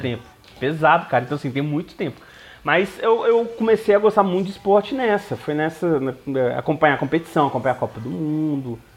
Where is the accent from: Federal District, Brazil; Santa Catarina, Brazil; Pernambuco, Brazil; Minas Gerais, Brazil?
Minas Gerais, Brazil; Belo Horizonte; eu nasci em Belo Horizonte, eu sou bem autêntico mineiro